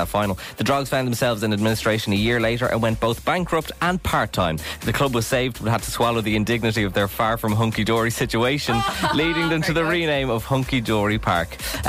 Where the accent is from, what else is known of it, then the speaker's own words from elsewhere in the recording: Drogheda, County Louth, Ireland; my hometown of Drogheda United.